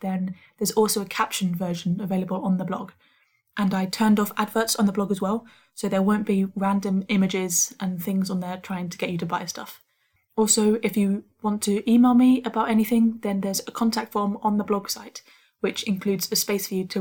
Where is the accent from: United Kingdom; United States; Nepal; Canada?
United Kingdom; I'm a Brit